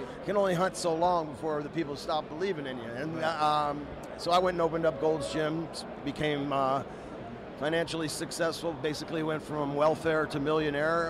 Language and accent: English; Tampa, Florida, United States; We're in Tampa, my, yeah. my hometown